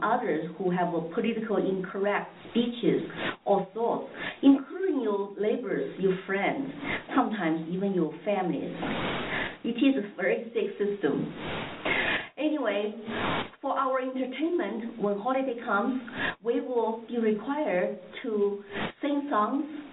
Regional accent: China; born or raised there; moved away as an adult; now in United States

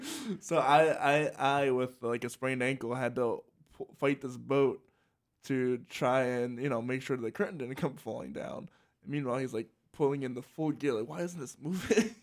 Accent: Salisbury, Maryland, United States; moved away; I grew up in Salisbury, Pennsylvania, uh, Sals-, Salisbury, Pennsylvania, Salisbury, Maryland

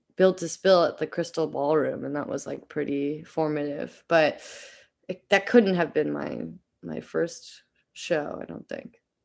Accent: Eugene, Oregon, United States; moved away as an adult; also born or lived in Philadelphia; I grew up in Eugene, Oregon

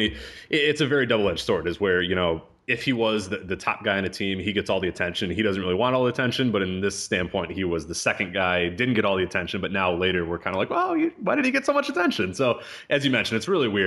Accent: Chicago, Illinois, United States; I grew up in Chicago. I still live in Chicago.

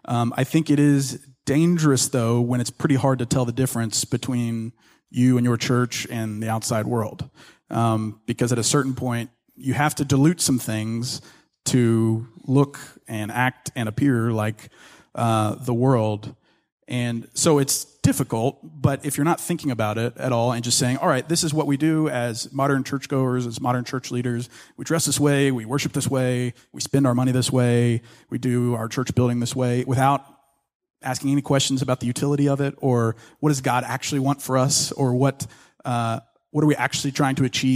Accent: Ruston, Louisiana, United States; So I grew up in North Louisiana in this town called Ruston, and had two great parents.

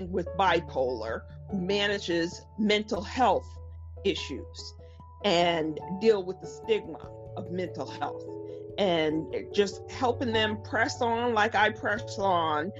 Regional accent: Stamford, Connecticut, United States; I'm from Stamford, Connecticut, which is about 40 minutes out of New York City.

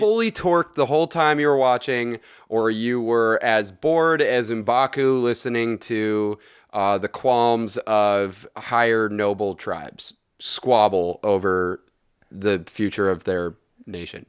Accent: Bay Area, California, United States; I am from the Bay Area.

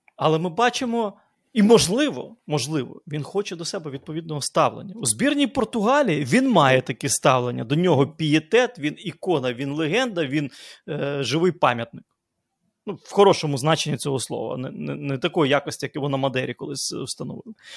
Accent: Lviv, Lviv Oblast, Ukraine; як у нас у Львові говорять

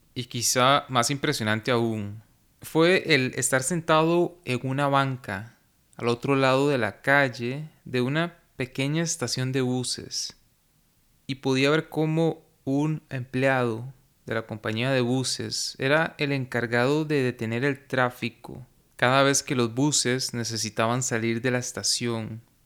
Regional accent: Costa Rica; en mi país, en Costa Rica

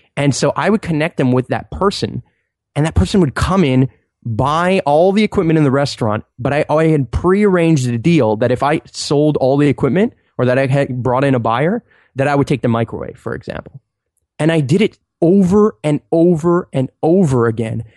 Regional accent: Montreal, Quebec, Canada; I'm from Montreal and it's really cold in the winter

